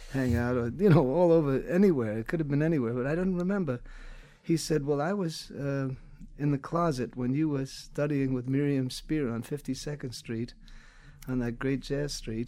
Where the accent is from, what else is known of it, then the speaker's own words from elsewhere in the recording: Astoria, New York, United States; I grew up during the Depression in Astoria